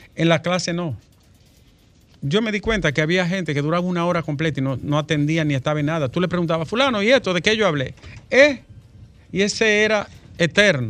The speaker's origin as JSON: {"language": "Spanish", "country": "Dominican Republic", "said": "yo soy de Arroyo Toro"}